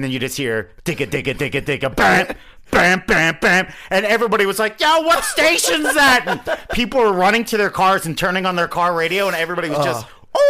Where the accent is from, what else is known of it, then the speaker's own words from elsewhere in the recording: Philadelphia, Pennsylvania, United States; I grew up in Philadelphia, Rocky was big enough.